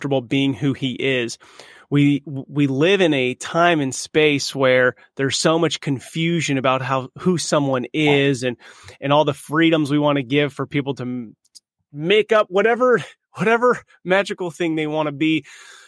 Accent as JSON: {"language": "English", "region": "California", "country": "United States", "said": "we're from California"}